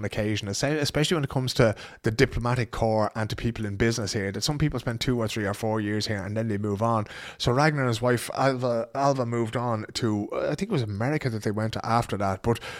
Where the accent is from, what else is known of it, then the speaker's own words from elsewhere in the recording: Ireland; maybe you might go home just that lovely shade of pink that we can attain as Irish people